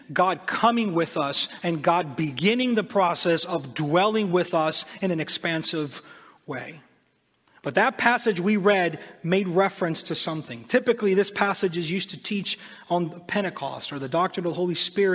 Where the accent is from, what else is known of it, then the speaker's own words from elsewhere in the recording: Honduras; moved away; also born or lived in United States; I'm from Honduras, but we would come and spend the summer in the States.